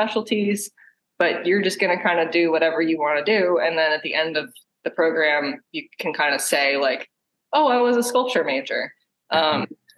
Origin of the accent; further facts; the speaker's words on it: Maryland, United States; moved away as an adult; also born or lived in Baltimore, Maryland; now in Pittsburgh, United States; I'm from Maryland. And actually moved to Pittsburgh from Baltimore